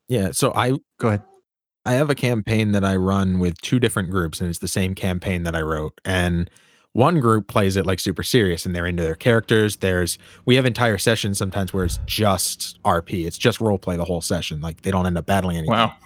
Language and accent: English; Maine, United States; I'm from Maine